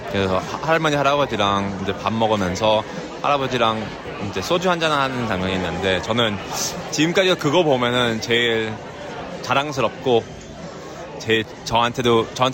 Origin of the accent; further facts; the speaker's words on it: Vancouver, British Columbia, Canada; also born or lived in Seoul, South Korea; 저는 이제 서울에서 태어나서 이제 94년도에 아, 어, 밴쿠버 캐나다로 이민을 갔어요.